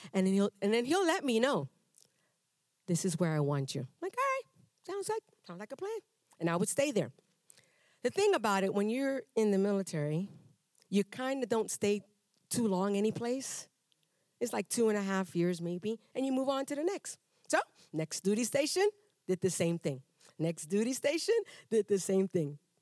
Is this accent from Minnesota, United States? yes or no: no; New York City, New York, United States; also born or lived in Panama; now in Texas, United States; I was raised in Brooklyn, New York